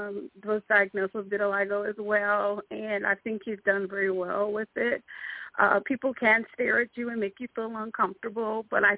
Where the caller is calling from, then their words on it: Durham, North Carolina, United States; And I'm actually calling from Durham, North Carolina.